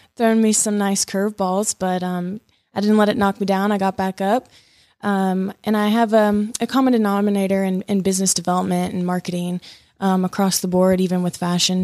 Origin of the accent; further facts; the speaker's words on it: Columbus, Georgia, United States; moved away as an adult; also born or lived in Manhattan, New York; I'm originally from Columbus, Georgia